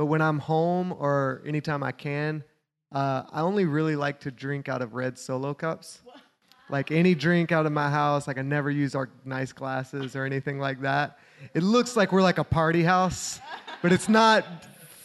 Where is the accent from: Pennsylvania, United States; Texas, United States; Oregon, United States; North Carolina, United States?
North Carolina, United States; Charlotte; I am from Charlotte, North Carolina. I live there with my wife, Meredith.